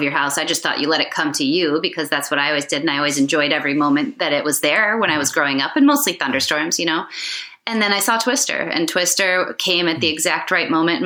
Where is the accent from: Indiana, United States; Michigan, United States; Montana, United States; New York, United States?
Michigan, United States; West; also born or lived in Southern California; moved when I was very young to West Michigan.